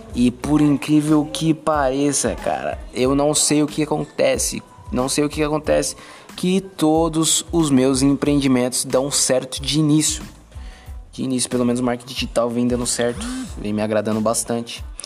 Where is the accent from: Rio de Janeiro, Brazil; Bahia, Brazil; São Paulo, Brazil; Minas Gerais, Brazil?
São Paulo, Brazil; moved away as an adult; Nasci em São Paulo, morei 17 anos em São Paulo